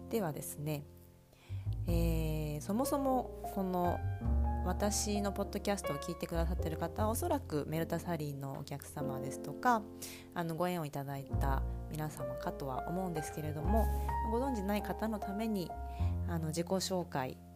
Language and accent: Japanese; Japan; also born or lived in Chiba Prefecture (Uchibo) / Saitama Prefecture / Edogawa, Tokyo; 住で夫と2人暮らしをしています、え生まれは千葉県の内房で生まれました埼玉と東京の江戸川区で育っているこの関東